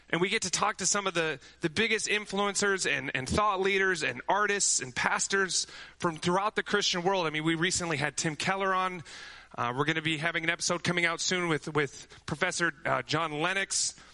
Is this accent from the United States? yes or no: no; Amsterdam, North Holland, Netherlands; You know, my brother and I, we grew up in Amsterdam where my parents' mission started.